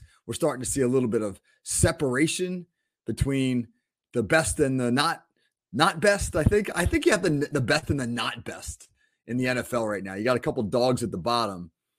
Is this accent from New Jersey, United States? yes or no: yes; New Jersey, United States; also born or lived in Corpus Christi, Texas; I was born in Corpus Christi, Texas. And I know for those of you who listen to the show a lot, you know that I'm from New Jersey. I like to pump up the Jersey guys. But yeah, I was born in Texas because my father was in the Navy.